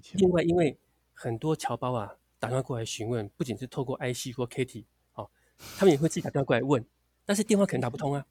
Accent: Sanchong, New Taipei, Taiwan; moved away as an adult; also born or lived in Atlanta, United States; now in San Francisco, United States; 我是新北市三重市人。那在三重市啊，这个长大住了二十几年。那直到进入外交部工作之后呢，才离开三重。现在我老家呢，还在三重市

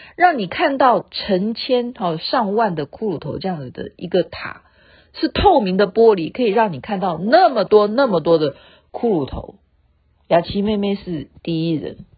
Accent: Taiwan; 因为我是眷村长大的

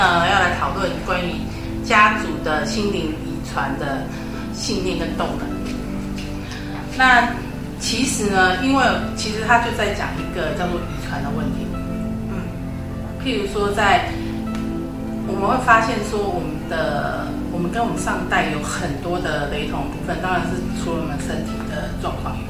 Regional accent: Dongshi, Chiayi County, Taiwan; moved away; 我们家以前是在嘉义东石的乡下，

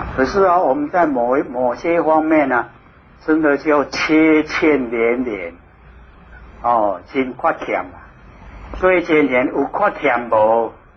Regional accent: Taiwan; 我们台湾人

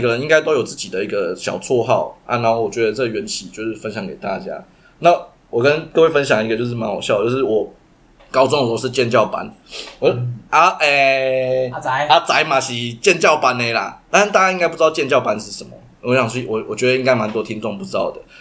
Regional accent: Taichung, Taiwan; 我们就是台中人

